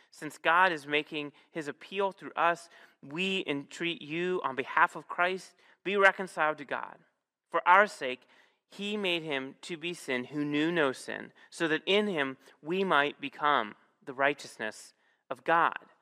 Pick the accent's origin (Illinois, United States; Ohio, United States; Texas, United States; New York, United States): Ohio, United States; Northeast; moved away; I'm from Northeast Ohio